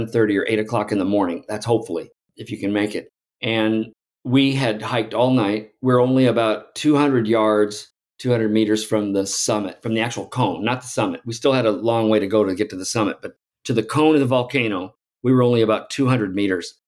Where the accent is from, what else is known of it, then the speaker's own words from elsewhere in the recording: Alton, Illinois, United States; I grew up outside of St. Louis from Alton, Illinois.